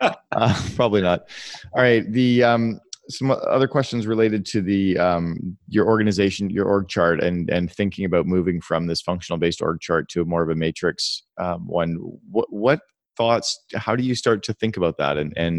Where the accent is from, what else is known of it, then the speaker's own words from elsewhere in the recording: Vancouver, British Columbia, Canada; We're from Vancouver where Lulu started